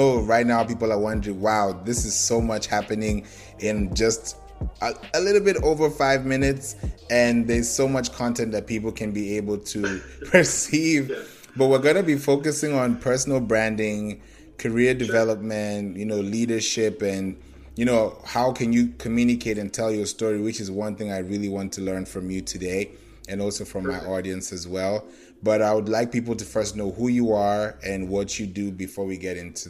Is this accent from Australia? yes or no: no; Kenya; also born or lived in Nigeria / Orlando, United States / Houston, United States / Atlanta, United States; now in Georgia, United States; Oh, no, I'm not originally from Georgia. I'm originally from Nigeria. And I grew up in Kenya, and I've also lived in Orlando, to be precise. I've also lived in Houston, and I've also lived in Atlanta, Georgia. So I've lived in the big cities all my life